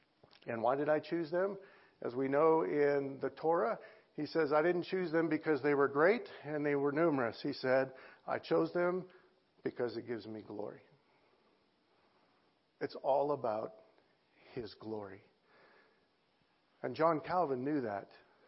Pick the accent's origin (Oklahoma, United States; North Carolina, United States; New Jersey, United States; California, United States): California, United States; Los Angeles; I came from the San Fernando Valley of L.A., and there's 2.1 million people in the San Fernando Valley of L.A.